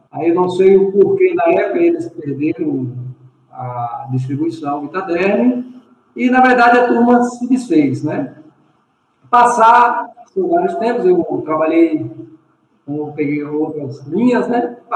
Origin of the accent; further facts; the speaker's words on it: Jacobina, Bahia, Brazil; Jacobina, Jacobina, Bahia.